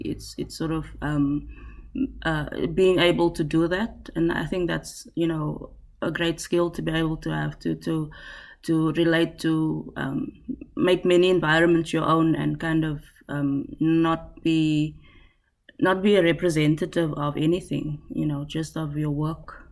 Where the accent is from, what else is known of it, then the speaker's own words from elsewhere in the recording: South Africa; first language Afrikaans; English is a second language; as a South African